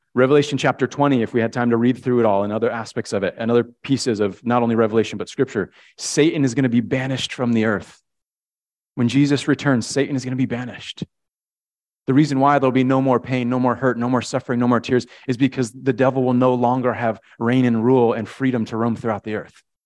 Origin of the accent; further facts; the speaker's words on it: Connecticut, United States; when I was a kid, we grew up in Connecticut